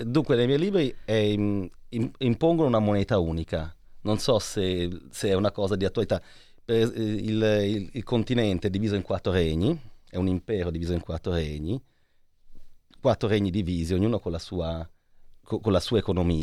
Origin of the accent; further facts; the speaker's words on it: Lucca, Tuscany, Italy; io sono di Lucca